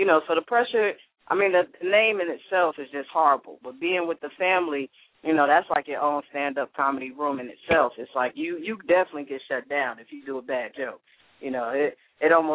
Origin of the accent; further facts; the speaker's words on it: New York, United States; moved away; I'm from New York